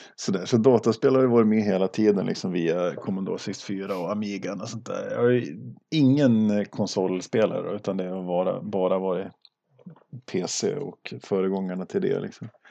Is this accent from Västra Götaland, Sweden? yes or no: no; Duved, Jämtland, Sweden; also born or lived in Östersund; now in Arvika, Sweden; född och uppvuxen i, i Duved i västra Jämtland